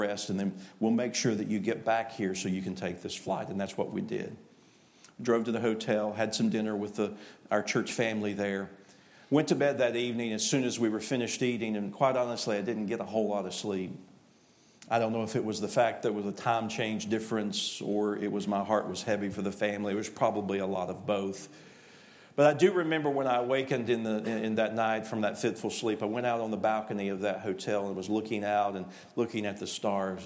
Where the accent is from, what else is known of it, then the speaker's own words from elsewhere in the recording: East Tennessee, United States; I am from East Tennessee